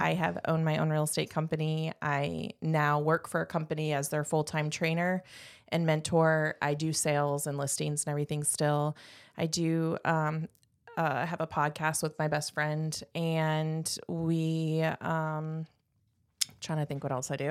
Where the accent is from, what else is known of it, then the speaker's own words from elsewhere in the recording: Indiana, United States; moved away as an adult; also born or lived in North Carolina; I am from Indiana originally, and, um, lived there most of my life